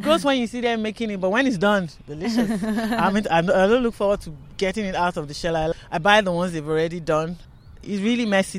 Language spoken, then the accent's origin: English; Ikeja, Lagos, Nigeria; moved away as an adult; now in Sydney, Australia; I'm a Nigerian. I was born in Ikeja, the capital of Lagos. So I'm a city girl. I won't qualify as a typical village girl because my village is in the city.